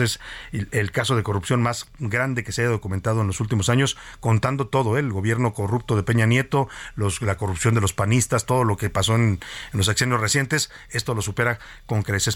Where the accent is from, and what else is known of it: Mexico